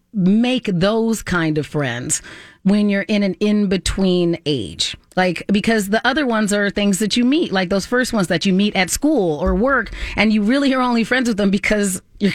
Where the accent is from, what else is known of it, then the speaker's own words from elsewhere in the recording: Southwest, United States; accent: Southwest; now in Minnesota, United States; Like, I've lived here long enough that my accent from being in the Southwest, which is not a very deep accent anyway, is pretty much gone.